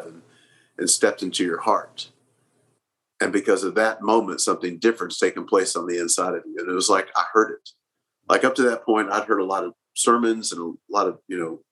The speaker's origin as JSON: {"language": "English", "town": "Oklahoma City", "region": "Oklahoma", "country": "United States", "tie": "born or raised there", "said": "I grew up here in Oklahoma City."}